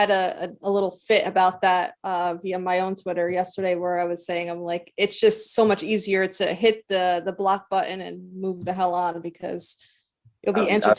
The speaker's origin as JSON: {"language": "English", "region": "New Jersey", "country": "United States", "tie": "born or raised there", "said": "we both are born and raised in New Jersey"}